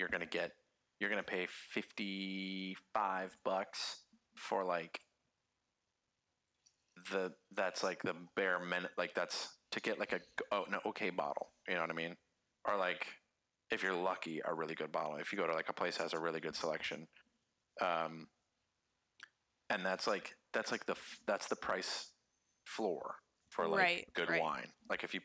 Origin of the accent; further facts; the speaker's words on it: United States; first language English; moved away as an adult; also born or lived in Nashville; now in Paris, France; as an American